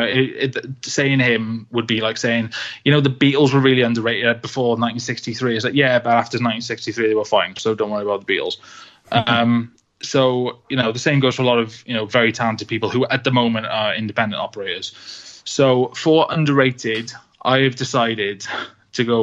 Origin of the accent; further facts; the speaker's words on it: Wales, United Kingdom; also born or lived in Manchester; You know, I am Welsh. Mm-hmm. I have lived in Wales forever. You know, I went to Manchester for a few years and then I came straight back.